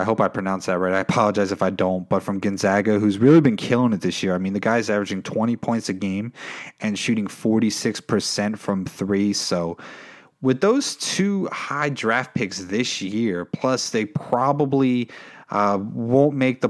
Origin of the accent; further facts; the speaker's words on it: New Jersey, United States; now in Charlotte, United States; even though I live in Charlotte, I'm originally from New Jersey.